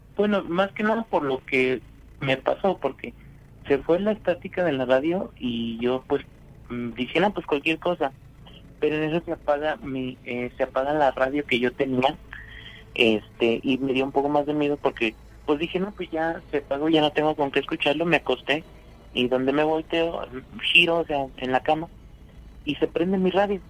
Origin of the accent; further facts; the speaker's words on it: Monterrey, Nuevo León, Mexico; soy de Monterrey